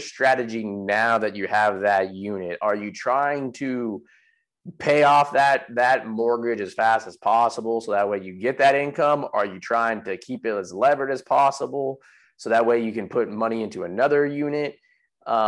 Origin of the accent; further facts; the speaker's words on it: San Jose, California, United States; moved away as an adult; now in Texas, United States; I grew up in San Jose